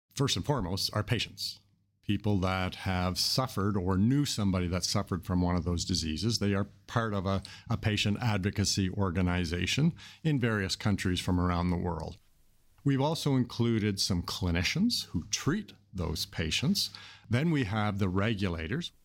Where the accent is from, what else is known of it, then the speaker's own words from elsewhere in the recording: Canada; I'm from Canada